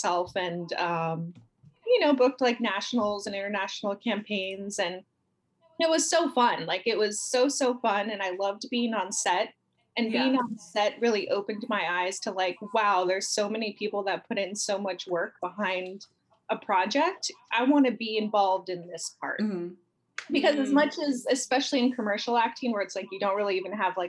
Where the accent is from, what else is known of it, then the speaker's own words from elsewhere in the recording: San Francisco, California, United States; moved away as an adult; now in Los Angeles, United States; in San Francisco where I'm from the Bay Area, born and raised